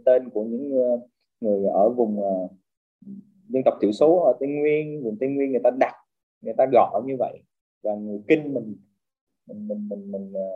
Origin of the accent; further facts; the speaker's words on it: Vietnam; mình là người Việt Nam